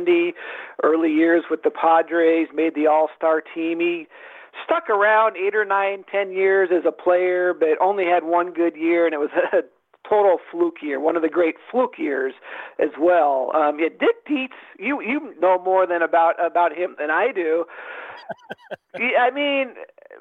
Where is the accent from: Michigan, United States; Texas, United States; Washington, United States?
Washington, United States; Seattle; I grew up in Seattle